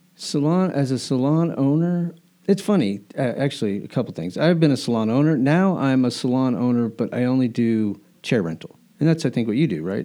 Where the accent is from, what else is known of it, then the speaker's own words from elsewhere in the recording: Albuquerque, New Mexico, United States; now in Delaware, United States; I grew up in Albuquerque